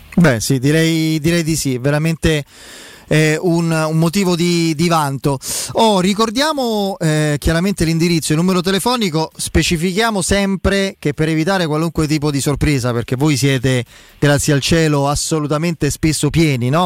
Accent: Rome, Lazio, Italy; da piccolo abitavo a Gregor- via Gregorio VII, verso Piazza

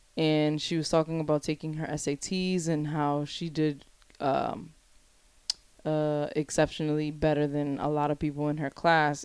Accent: Providence, Rhode Island, United States; growing up on the West End, you have a sense of community

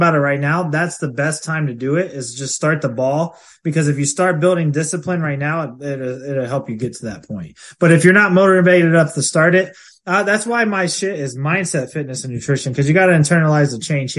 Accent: Ohio, United States; I'm from Ohio.

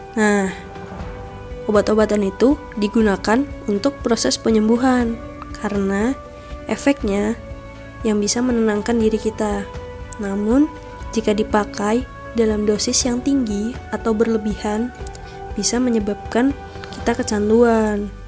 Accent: Bandar Lampung, Lampung, Indonesia; Asal gua dari Bandar Lampung

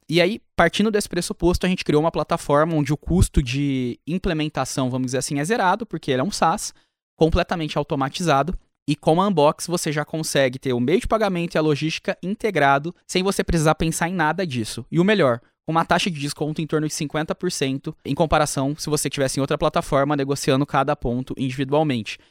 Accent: Ribeirão Preto, São Paulo, Brazil; eu sou do interior de São Paulo, Ribeirão Preto

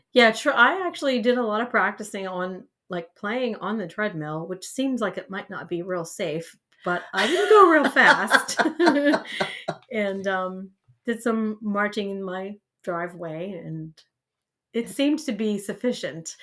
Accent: Eastern Columbiana County, Ohio, United States; also born or lived in East Palestine, Ohio; I'm originally from Eastern Columbiana County. I graduated from West Branch High School

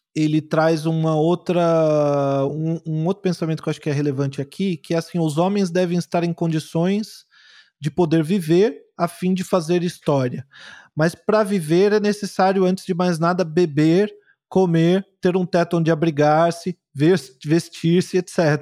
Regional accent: Guarulhos, São Paulo, Brazil; eu fui criado em Guarulhos, lá em São Paulo, sou um cara da periferia

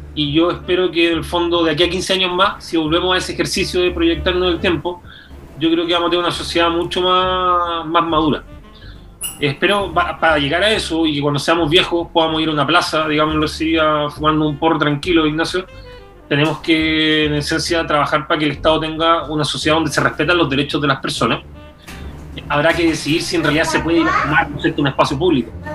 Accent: Talcahuano, Biobío, Chile; also born or lived in Concepción; yo vengo de una población de Talcahuano

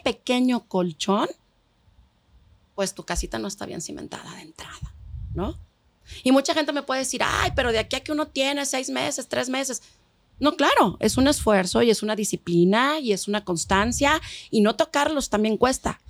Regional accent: Mexico; aquí en México, como buen país latino, no solo vive papá, mamá, hijos

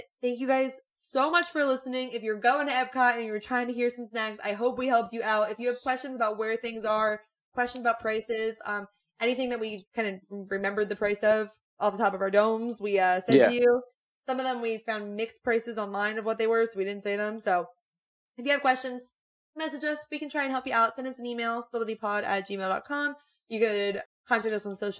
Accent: Philadelphia, Pennsylvania, United States; we are from the Philly area

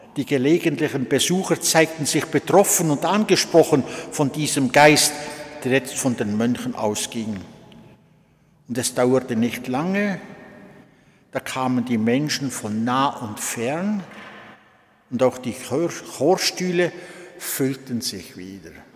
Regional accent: Switzerland; also born or lived in Solothurn / Olten / Bern / Lucerne; Am 19. April 1932 bin ich in Kralingen geboren worden

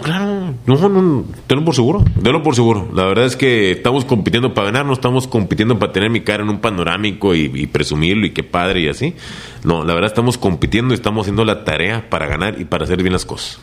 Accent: Reynosa, Tamaulipas, Mexico; moved away as an adult; also born or lived in Nuevo León / Mexico City / Saltillo; de aquí somos

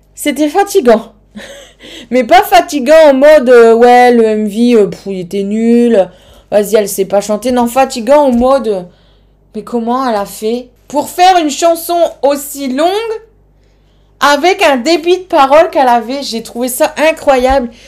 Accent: the North, Nord, France; accent: Nord; mon accent du Nord

